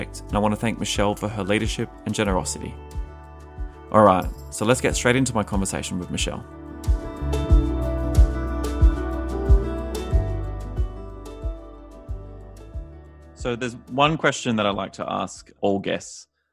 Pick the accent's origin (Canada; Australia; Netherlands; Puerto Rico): Australia; moved away as an adult; now in United States; growing up in Australia, it was just like a very different experience